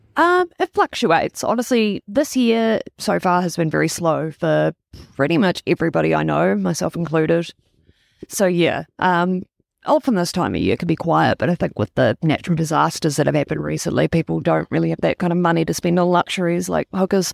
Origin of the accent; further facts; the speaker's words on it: Wellington, New Zealand; also born or lived in Toronto, Canada / Tauranga / Auckland; I moved to Wellington when I was six years old, and I got the accent bullied out of me in school.